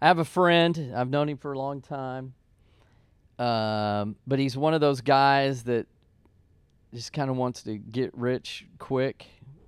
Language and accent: English; San Angelo, Texas, United States; I grew up in San Angelo, Texas, and that's out in West Texas